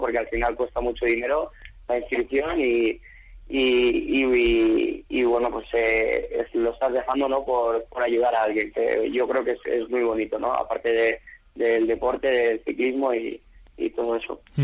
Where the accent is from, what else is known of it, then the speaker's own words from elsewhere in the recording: Chile; now in Spain; un equipo chileno representando a mi país